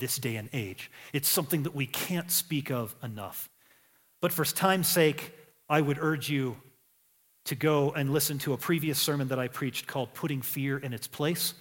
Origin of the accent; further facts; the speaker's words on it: United States; I'm an American.